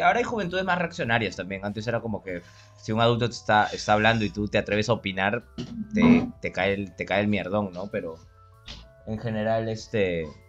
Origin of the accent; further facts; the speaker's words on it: Lima, Peru; como buen limeño